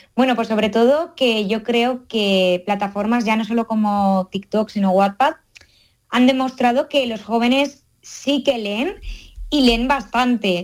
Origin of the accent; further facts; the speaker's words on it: Valencian Community, Spain; yo soy valenciana, pero andaluza de corazón